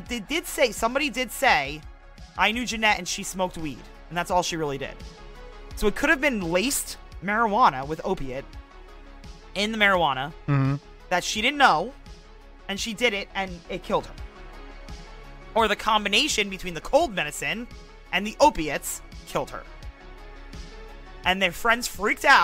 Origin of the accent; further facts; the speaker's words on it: Blairstown, New Jersey, United States; we come from Blairstown, New Jersey